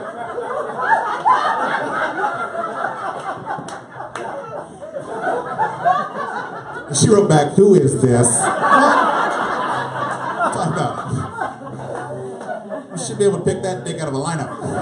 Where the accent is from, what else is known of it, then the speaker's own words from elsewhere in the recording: McAllen, Texas, United States; I'm a native Texan, born and raised in McAllen, Texas. I'm from the Rio Grande Valley